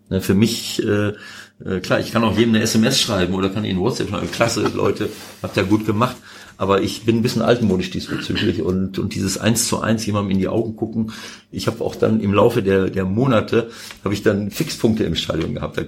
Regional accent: Bielefeld, North Rhine-Westphalia, Germany; moved away; also born or lived in Mönchengladbach / Piraeus/Athens (Panionios); Bielefeld natürlich auch noch ein bisschen, weil es meine Heimat ist

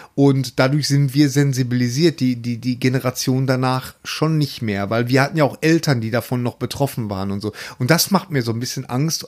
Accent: Bochum, North Rhine-Westphalia, Germany; bei uns in Bochum

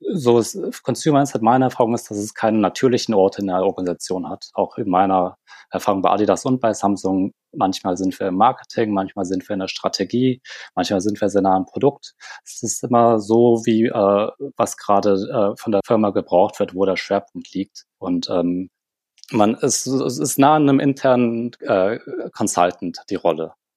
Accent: Germany; moved away as an adult; now in South Korea; Sind dann im sehr jungen Alter nach Deutschland gekommen

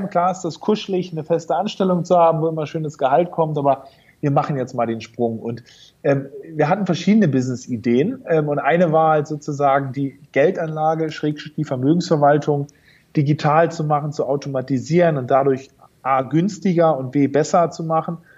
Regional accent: Norderney, Lower Saxony, Germany; also born or lived in Berlin; also ich bin geboren in Berlin und aufgewachsen bin ich auf äh, einer kleinen Nordseeinsel, Norderney, äh, ah. liegt in der Nähe von Holland.

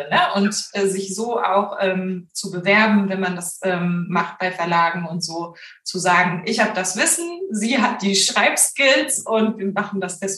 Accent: Hamburg, Germany; Also ich war gerade in Hamburg, was ja meine Heimatstadt ist, ganz viel in der Lokalpresse unterwegs

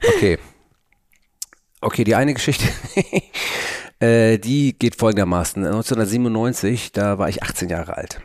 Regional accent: Hamburg, Germany; bei uns in Hamburg

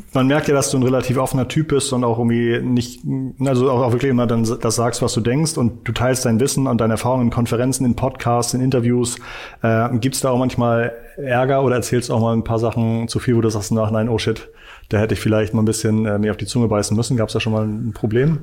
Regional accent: Hamburg, Germany; Als Hamburger

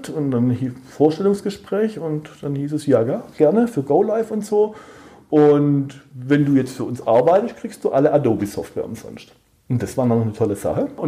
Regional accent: Baden-Württemberg, Germany; ich bin ja Schwabe

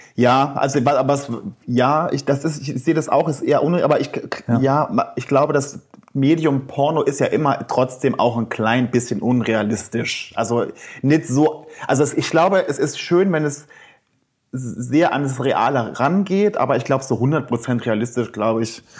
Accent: Saarland, Germany; Ich komme aus dem Saarland

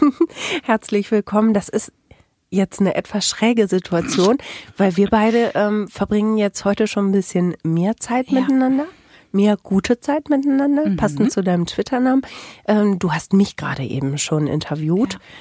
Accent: Bielefeld, North Rhine-Westphalia, Germany; Im echten Leben komme ich aus Bielefeld

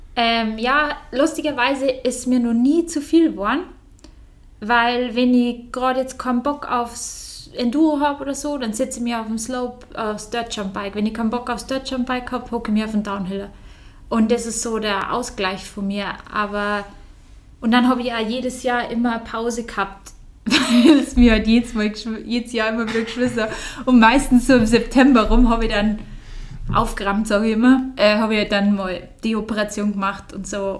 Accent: Bavaria, Germany; hier in Bayern auf der Welt, also so aufgewachsen zu sein.

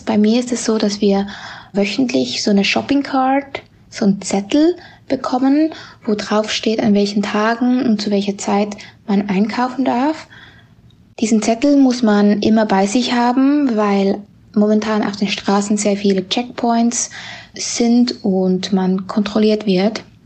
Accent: Zurich, Switzerland; moved away as an adult; now in Ho Chi Minh City, Vietnam; ich komme aus Zürich und lebe seit fast drei Jahren schon in Saigon.

